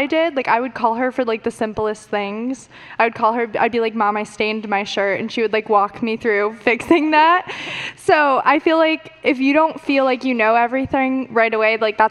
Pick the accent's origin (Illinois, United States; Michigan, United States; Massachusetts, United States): Michigan, United States; I'm 21, and I'm from Michigan.